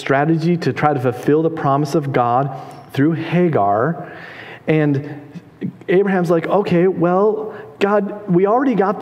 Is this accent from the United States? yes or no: yes; Minnesota, United States; I'm from Minnesota.